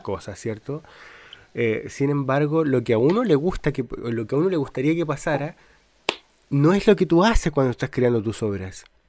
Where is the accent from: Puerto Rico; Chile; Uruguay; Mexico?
Chile; yo soy eh, de Chile